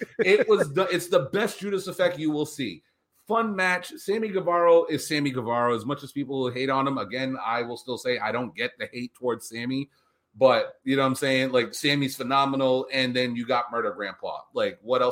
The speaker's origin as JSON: {"language": "English", "region": "Northeast", "country": "United States", "said": "I'm from the Northeast. I'm not from New York, but, you know, the Northeast, we have our own, like, slang"}